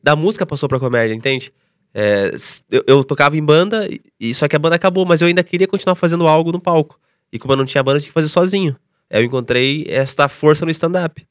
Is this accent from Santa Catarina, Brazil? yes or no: no; Tatuí, São Paulo, Brazil; moved away; eu vim de Tatuí, interior de São Paulo